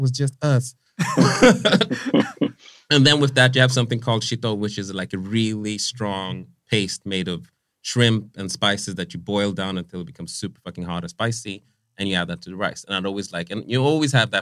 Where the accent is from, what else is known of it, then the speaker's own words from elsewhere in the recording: Vallentuna, Stockholm County, Sweden; moved away; growing up in Vallentuna, like, when I was growing up, first of all, there wasn't a bunch of minorities in Vallentuna